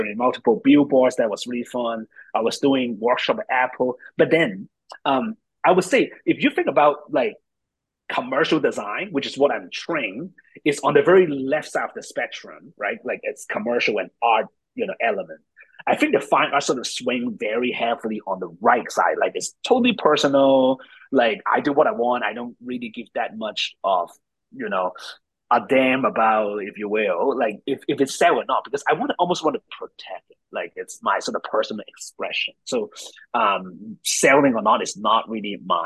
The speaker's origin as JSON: {"language": "English", "country": "Hong Kong", "also_born_or_lived": "New York", "moved": "yes", "said": "I'm from Hong Kong, moved to New York, trained in design"}